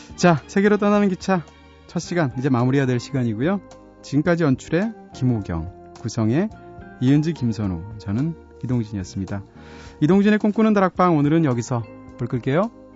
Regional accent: Seoul, South Korea; 서울에서는 어디만 가도 어렸을 때 살던 그런 지역만 가도 그때 내가 태어난 곳이 여긴가 싶기도 하고 초등학교가 여기 근처 어디 있었는데 싶기도 하잖아요.

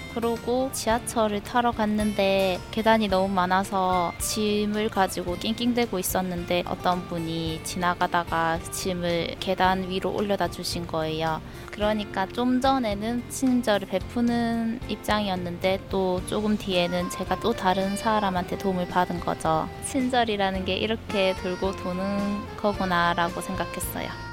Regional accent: Busan, South Korea; 저는 부산에서 온

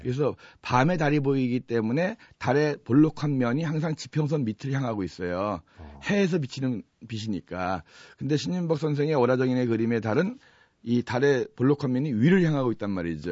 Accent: Chuncheon, Gangwon, South Korea; moved away as an adult; also born or lived in Seoul; 사실 저희가 원래 고향은 강원도 춘천이에요

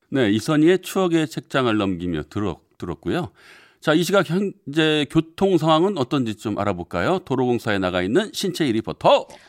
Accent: Seoul, South Korea; 저는 고향이 서울이에요.

